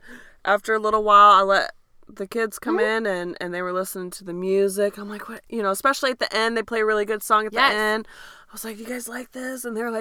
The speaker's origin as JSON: {"language": "English", "region": "Michigan", "country": "United States", "accent": "Michigan", "said": "I mean, I am from Michigan."}